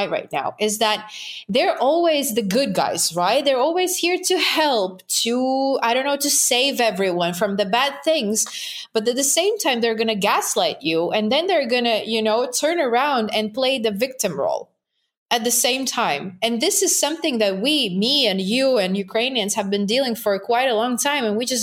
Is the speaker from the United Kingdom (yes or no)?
no; Latvia; English is a second language; I'm from Baltic countries.